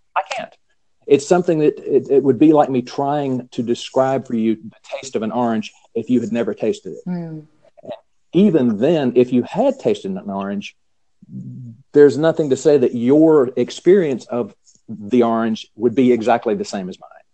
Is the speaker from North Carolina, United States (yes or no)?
yes; North Carolina, United States; accent: Southern; growing up in North Carolina